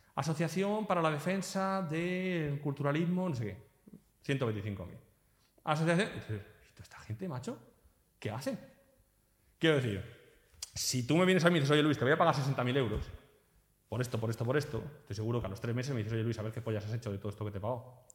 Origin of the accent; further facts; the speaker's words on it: Spain; moved away as an adult; now in Portugal; yo soy un español que ahora vivo aquí